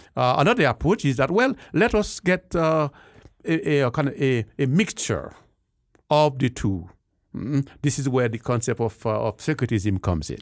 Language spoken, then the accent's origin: English; Haiti; moved away as an adult; also born or lived in Jamaica / Lima, Peru; now in Denver, United States; particularly from the great country of, uh, of Haiti. Uh, grew up there and went to school